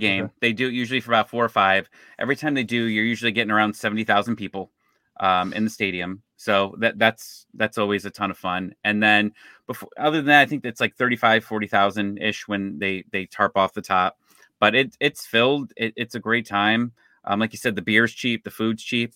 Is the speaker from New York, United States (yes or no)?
no; Cleveland, Ohio, United States; now in Atlanta, United States; I'm actually from Cleveland